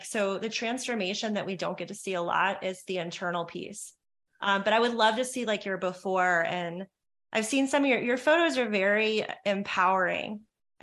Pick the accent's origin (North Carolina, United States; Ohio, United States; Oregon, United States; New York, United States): North Carolina, United States; Charlotte; now in California, United States; I grew up in Charlotte, North Carolina